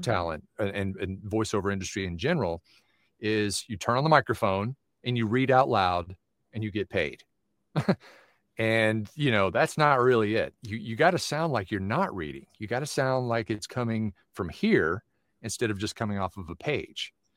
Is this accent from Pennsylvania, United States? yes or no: no; Knoxville, Tennessee, United States; now in Phoenix, United States; I was born in Knoxville, Tennessee, born and raised there, and so I'm now living in Phoenix